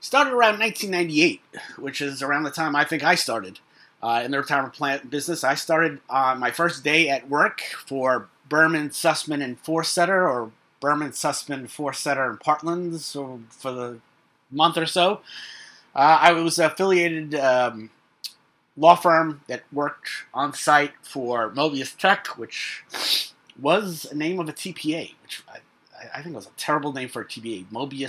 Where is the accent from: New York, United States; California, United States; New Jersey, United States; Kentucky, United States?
New York, United States; New York City; in Brooklyn, my hometown